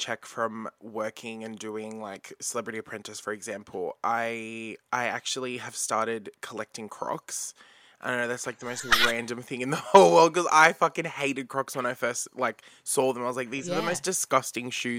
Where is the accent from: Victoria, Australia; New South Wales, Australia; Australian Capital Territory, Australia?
New South Wales, Australia; Bankstown; growing up in Bankstown